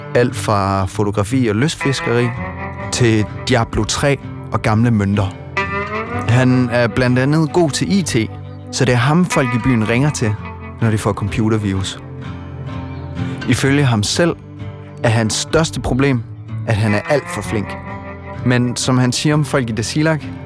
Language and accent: Danish; East Greenland, Greenland; now in Denmark; jeg ikke taler mit østgrønlandske helt så meget, som jeg egentlig burde